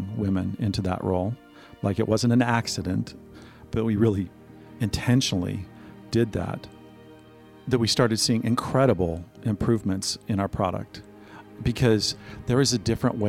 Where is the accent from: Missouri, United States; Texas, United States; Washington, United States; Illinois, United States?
Missouri, United States; I grew up in Missouri in a setting that most people would today consider to be in the heartland